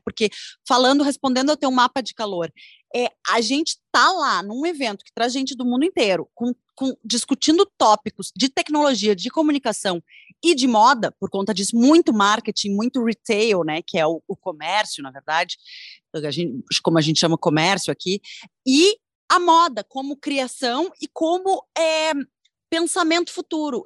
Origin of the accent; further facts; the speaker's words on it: Brazil; eu, como brasileira